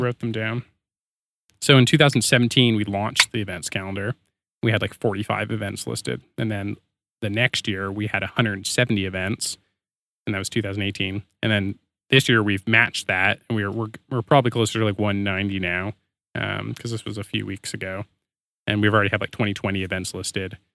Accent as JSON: {"language": "English", "country": "Canada", "said": "I'm Canadian."}